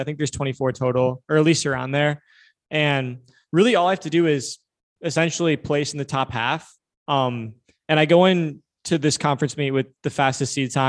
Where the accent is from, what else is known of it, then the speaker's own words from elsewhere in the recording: Minnesota, United States; My home state, you know?